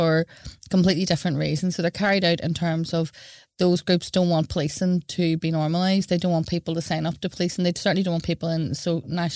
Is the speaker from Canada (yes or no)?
no; Belfast, Northern Ireland, United Kingdom; I'm from West Belfast